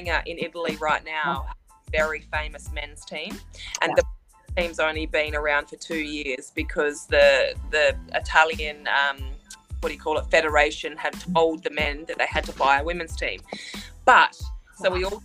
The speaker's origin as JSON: {"language": "English", "country": "Australia", "said": "I'm from Australia, and Australia is a beautiful country"}